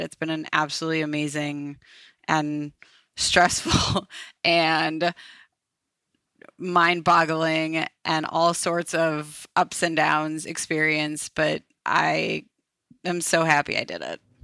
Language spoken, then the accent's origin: English; Minneapolis, Minnesota, United States; moved away as an adult; now in Ohio, United States; I am from Minneapolis originally